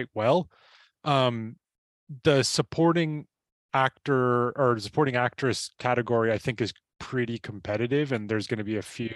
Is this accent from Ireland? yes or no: yes; Ireland; I'm Irish